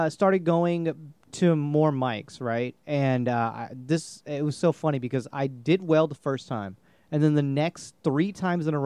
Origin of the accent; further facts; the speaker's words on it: India; I'm Indian, so you know